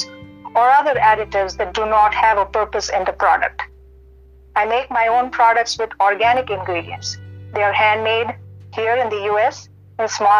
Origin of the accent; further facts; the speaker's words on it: India; moved away; I'm born and raised in India